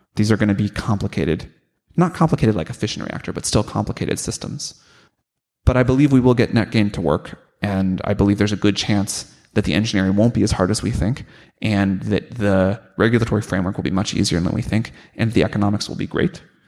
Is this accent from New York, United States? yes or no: no; St. Louis, Missouri, United States; growing up in St. Louis